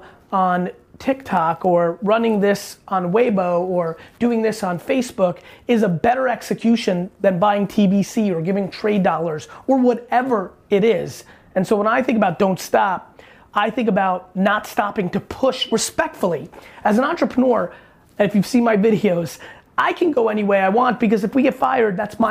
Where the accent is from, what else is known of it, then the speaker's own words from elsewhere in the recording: New York City, New York, United States; also born or lived in Soviet Union / New Jersey; I was born in the Soviet Union. I immigrated to the US when I was a little guy, 3-4 years old. Grew up in Queens, not too far from here